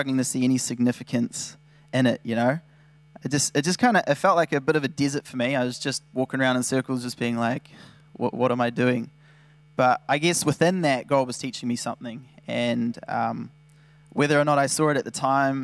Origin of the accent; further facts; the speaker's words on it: New Zealand; I'd like to think I'm from New Zealand